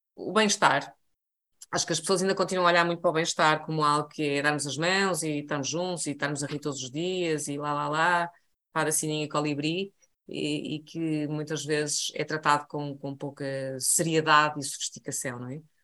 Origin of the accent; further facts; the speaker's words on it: Portugal; sendo eu português